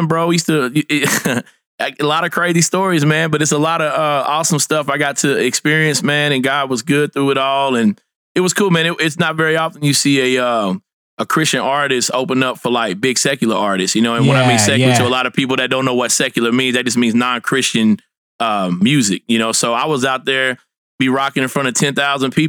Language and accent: English; Fort Smith, Arkansas, United States; I'm from Fort Smith, Arkansas, originally